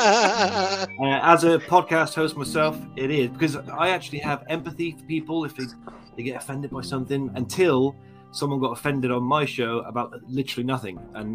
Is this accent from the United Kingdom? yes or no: yes; United Kingdom; being British